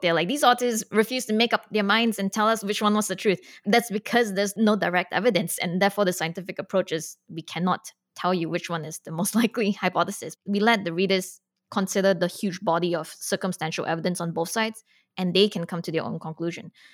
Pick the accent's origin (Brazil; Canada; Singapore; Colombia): Singapore; moved away; I grew up outside of America, so I grew up in Singapore